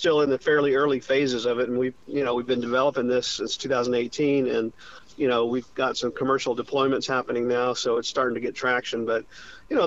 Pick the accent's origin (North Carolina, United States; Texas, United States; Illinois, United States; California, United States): North Carolina, United States; Charlotte; my hometown of Charlotte, North Carolina